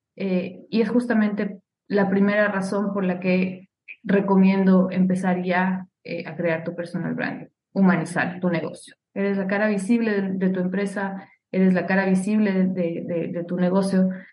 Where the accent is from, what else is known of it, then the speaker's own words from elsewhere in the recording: Ecuador; moved away; Soy ecuatoriana, viví muchísimo tiempo fuera de, mi país.